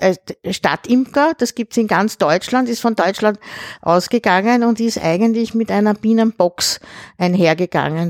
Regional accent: Pressbaum, Lower Austria, Austria; also born or lived in Vienna; im Pressbaum. Das ist mein Heimatort, da bin ich aufgewachsen

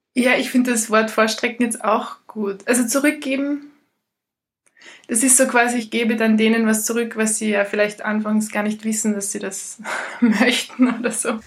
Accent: Ried im Innkreis, Upper Austria, Austria; moved away; also born or lived in Portugal; Im Moment ist es Ried im Inkreis, da äh, bei meinen Eltern, wo immer noch die Hälfte meiner Sachen steht. Darum ist es immer noch die Hälfte meiner Heimat.

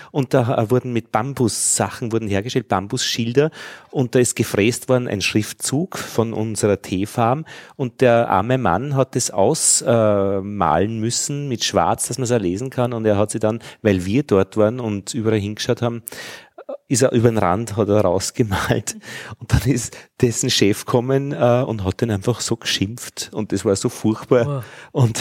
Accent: Altheim, Upper Austria, Austria; also born or lived in Braunau am Inn; In, in, Altheim und ich bin in Braunau am Inn zur Schule gegangen.

